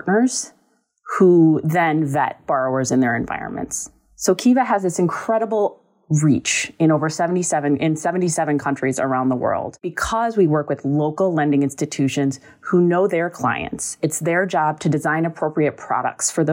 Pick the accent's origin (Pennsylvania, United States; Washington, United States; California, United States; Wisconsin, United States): Wisconsin, United States; Milwaukee; moved away as an adult; also born or lived in Senegal; I'm from Milwaukee, Wisconsin, and I grew up with an activist mother